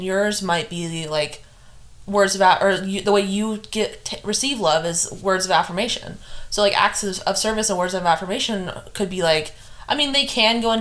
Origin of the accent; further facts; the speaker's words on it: California, United States; I am from California, and when I was in high school, I would walk home 3 miles in the burning heat every day